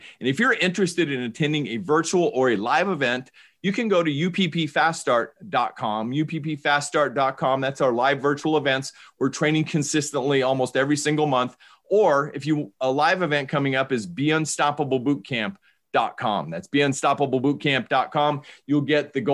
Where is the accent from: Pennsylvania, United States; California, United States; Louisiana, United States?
California, United States; Bay Area; I grew up in the Bay Area